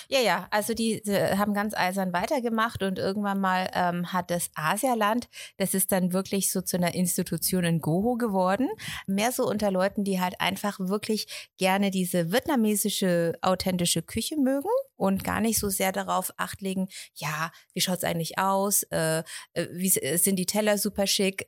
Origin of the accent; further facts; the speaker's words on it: Erlangen, Bavaria, Germany; Ich bin in Erlangen aufgewachsen